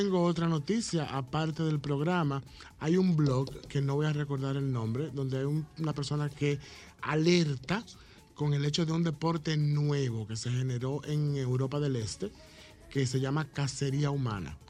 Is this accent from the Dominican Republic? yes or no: yes; Dominican Republic; como dominicanos y dominicanas, tenemos una realidad particular.